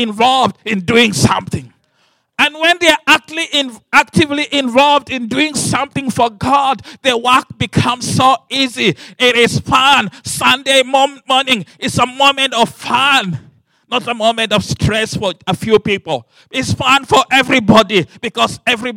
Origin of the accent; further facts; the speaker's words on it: Kenya; I come from the Luo tribe.